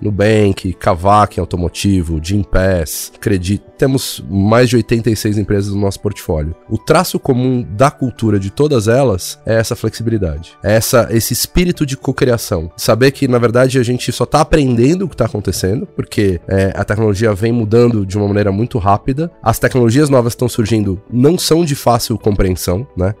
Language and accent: Portuguese; Brazil; somos brasileiros